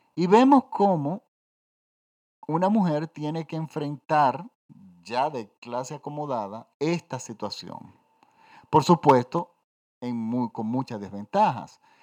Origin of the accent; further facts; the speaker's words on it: Dominican Republic; Yo crecí en los 70 en mi país, yo estoy en la República Dominicana. Yo crecí en una dictadura